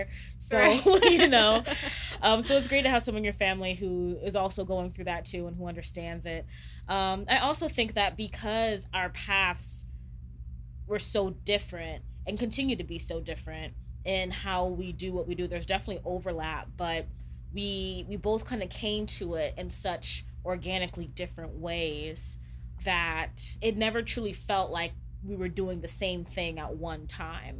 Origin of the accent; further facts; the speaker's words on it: Louisiana, United States; now in Chicago, United States; we come from the Deep South, from Louisiana